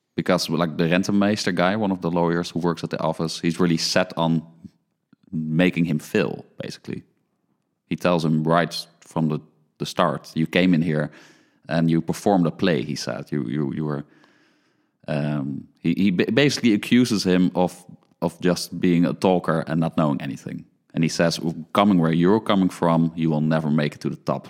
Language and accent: English; Netherlands; born or raised there